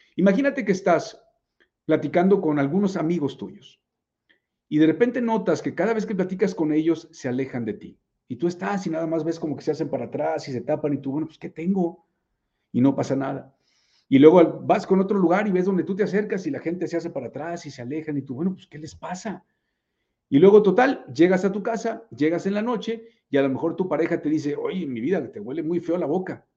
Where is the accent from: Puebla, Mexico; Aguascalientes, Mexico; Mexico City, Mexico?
Puebla, Mexico; Yo también soy poblano de nacimiento.